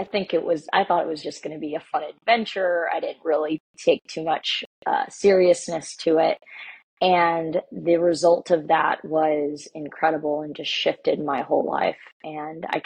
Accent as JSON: {"language": "English", "country": "United States", "said": "I'm Mexican American"}